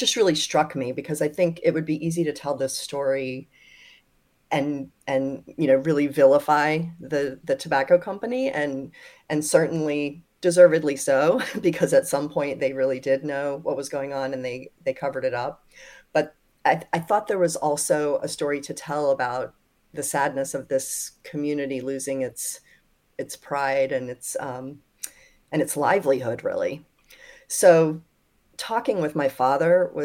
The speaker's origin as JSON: {"language": "English", "region": "North Carolina", "country": "United States", "tie": "born or raised there", "said": "my home state"}